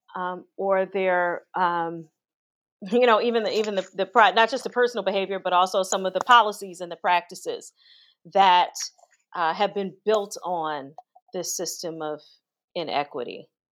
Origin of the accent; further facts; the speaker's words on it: Gary, Indiana, United States; moved away; growing up in Gary, Indiana, which is a steel town